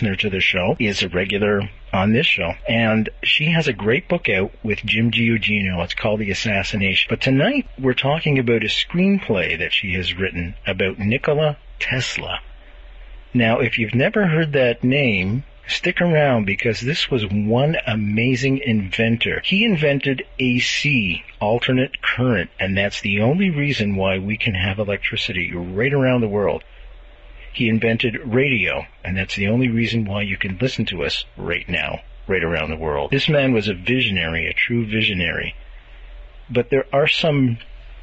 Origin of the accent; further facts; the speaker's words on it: Montreal, Quebec, Canada; moved away; my hometown of Montreal